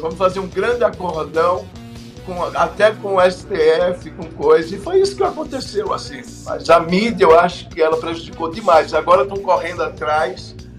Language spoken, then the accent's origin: Portuguese; Pernambuco, Brazil